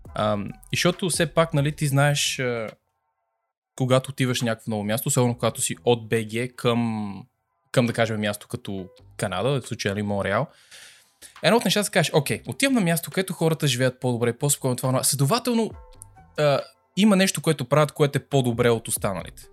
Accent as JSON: {"language": "Bulgarian", "country": "Bulgaria", "moved": "yes", "said": "ние ето идваме от България"}